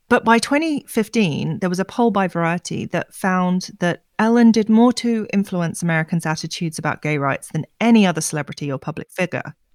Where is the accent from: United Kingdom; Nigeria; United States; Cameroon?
United Kingdom